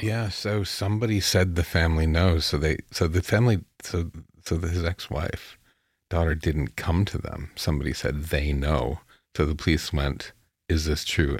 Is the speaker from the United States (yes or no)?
no; town halfway between Chatham and London, Ontario, Canada; my hometown with the population of seven thousand back then, mm-hmm. you know, and this is halfway between Chatham and London